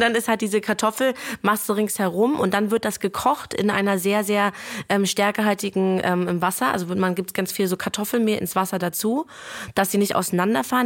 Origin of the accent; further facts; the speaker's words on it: Germany; also born or lived in Lithuania; ich bin in Deutschland geboren. Ja. Und ich habe bis zur achten Klasse ähm, jeden Sommer in Litauen verbracht